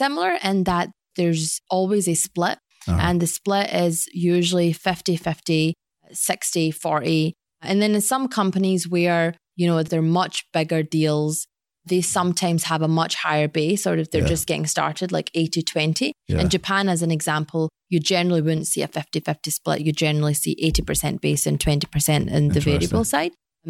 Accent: Glasgow, Scotland, United Kingdom; So I was born and raised in Scotland.

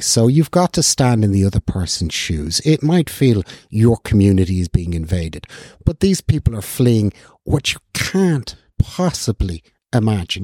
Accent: North County Dublin, Leinster, Ireland; I was born in North County, Dublin

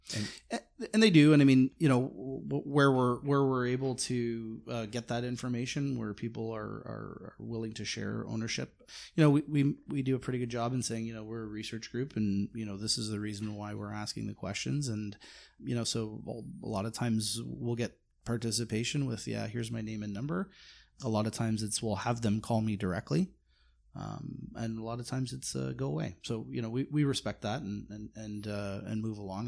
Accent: Canada; me as a as a Canadian. I sort of sit up here

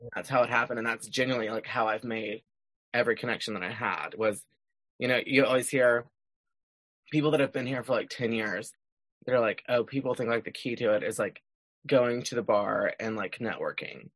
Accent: Chambers County, Texas, United States; moved away as an adult; now in Nashville, United States; seven seven six six five, which is my hometown zip code

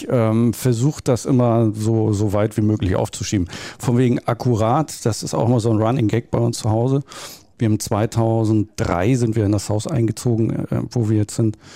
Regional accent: Hamburg, Germany; ich bin typischer Norddeutscher, äh, Großraum Hamburg, äh, da aufgewachsen.

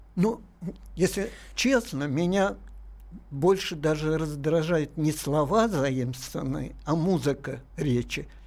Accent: Tashkent, Uzbekistan; moved away; я там родился, но и мать моя там родилась

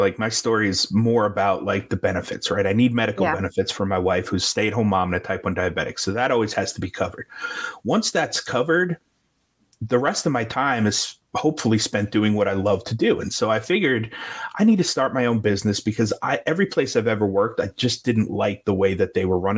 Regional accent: New York, United States; moved away; I'm from New York originally

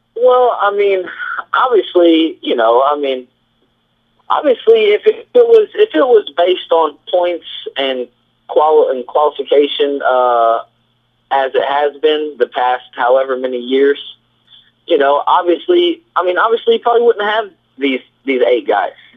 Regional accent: Illinois, United States; moved away; I'm originally from Illinois

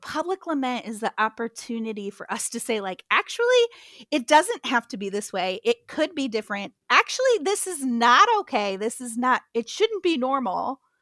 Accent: Midwest, United States; now in Atlanta, United States; I was not raised southern, I was raised in the Midwest

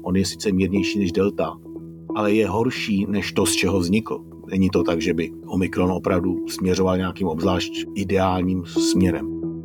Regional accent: Czechia; u nás v Čechách

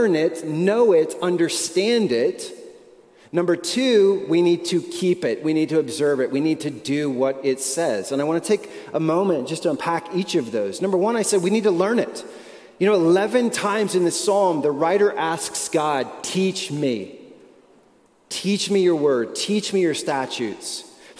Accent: United States; we are American

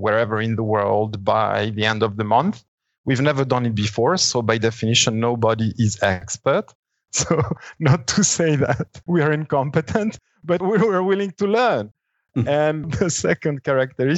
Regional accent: Italy; now in Switzerland; So when I was 5 years old, we moved back to Italy. I started my school there, did a part of my education in Italy

